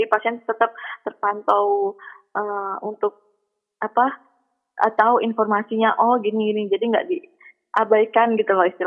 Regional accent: Surabaya, East Java, Indonesia; Saya kan dari Surabaya kan uh, sampai di Jakarta ikut pelatihan dan lain-lain gitu.

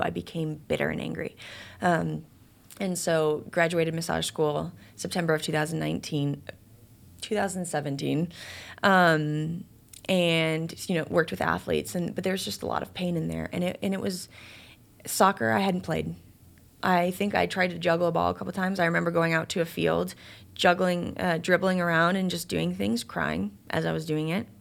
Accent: Chicago, Illinois, United States; I'm from Chicago

